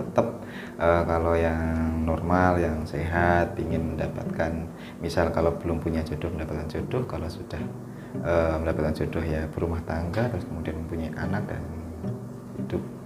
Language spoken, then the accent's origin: Indonesian; Java, Indonesia; saya lahir di Jawa